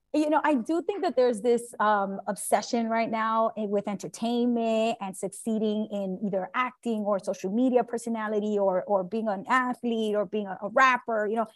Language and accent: English; New York City, New York, United States; As a fellow New Yorker, I, I grew up in Brooklyn